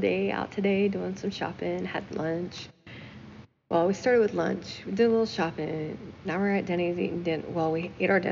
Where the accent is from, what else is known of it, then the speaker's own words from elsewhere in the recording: United States; I am American